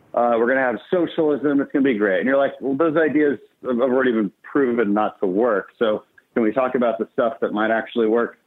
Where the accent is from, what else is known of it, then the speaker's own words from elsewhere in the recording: Houston, Texas, United States; we're from Houston